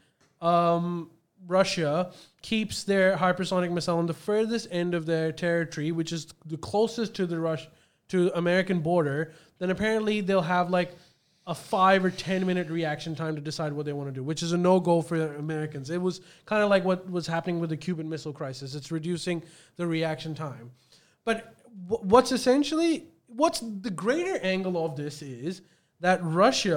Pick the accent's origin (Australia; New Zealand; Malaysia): Australia